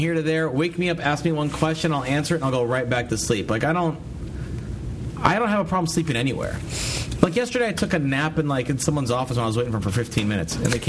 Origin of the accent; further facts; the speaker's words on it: United States; I'm an American.